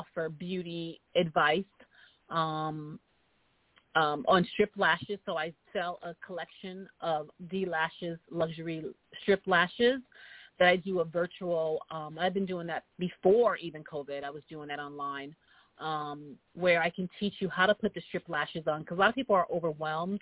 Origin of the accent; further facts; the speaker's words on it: New York, United States; now in Los Angeles, United States; me being a New Yorker in L.A.